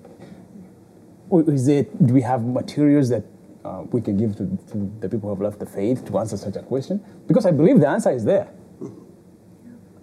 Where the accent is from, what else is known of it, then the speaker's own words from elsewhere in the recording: Kenya; moved away; I'm from Kenya